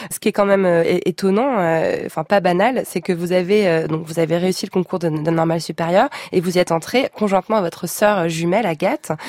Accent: Marseille, Provence-Alpes-Côte d'Azur, France; moved away as an adult; also born or lived in Paris / Harvard; quand, on vient de Marseille

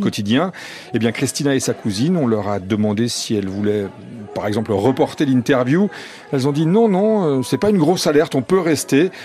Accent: France; on est français

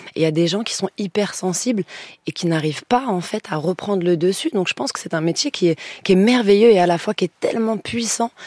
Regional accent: Lyon countryside, Auvergne-Rhône-Alpes, France; moved away as an adult; moi, je suis de province et quand je suis arrivée de, ma, de Lyon, de ma petite campagne lyonnaise

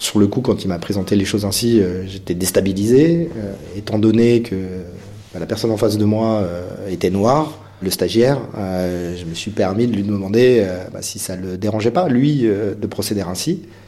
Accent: Créteil, Île-de-France, France; J'ai grandi à Créteil, on avait tous des couleurs de peau différentes

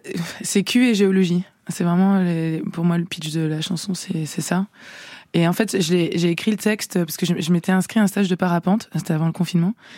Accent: France; also born or lived in Poland (ancestry); je suis française, en fait. Euh, d'ailleurs, euh, française d'origine polonaise

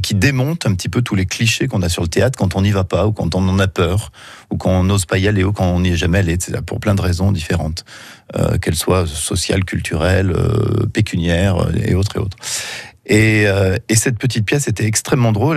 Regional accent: Saint-Étienne, Auvergne-Rhône-Alpes, France; Saint-Étienne, hein, puisque c'est ma ville natale

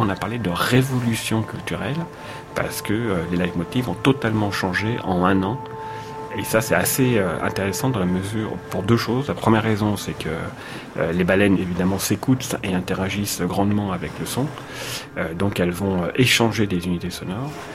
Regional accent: Paris, Île-de-France, France; je suis parisien

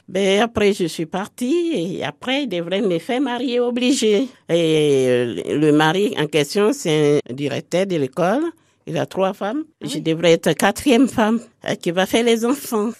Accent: Côte d’Ivoire; moved away; also born or lived in Abidjan; je suis de la Côte d'Ivoire

